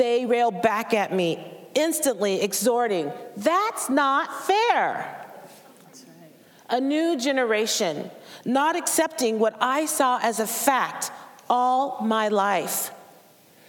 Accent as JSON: {"language": "English", "town": "Portland", "region": "Oregon", "country": "United States", "tie": "born or raised there", "said": "I was born in Portland, Oregon, a city and a state with a very racist history"}